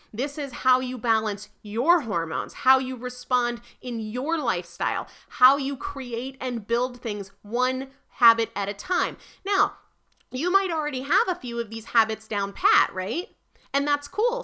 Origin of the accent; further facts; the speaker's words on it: New Hampshire, United States; moved away; I'm originally from New Hampshire